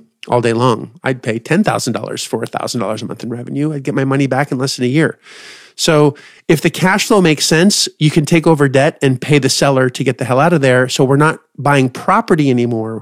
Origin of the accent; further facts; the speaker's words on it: Canada; I'm Canadian.